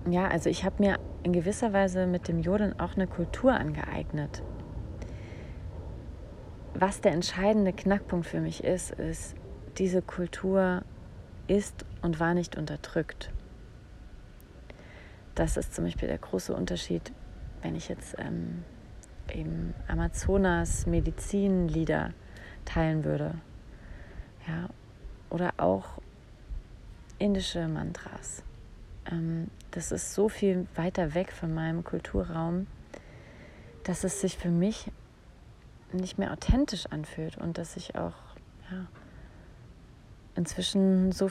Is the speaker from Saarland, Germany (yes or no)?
yes; Saarland, Germany; Also ich habe mein ganzes Erwachsenenleben eigentlich in Bayern verbracht, aber ich bin aufgewachsen im Saarland.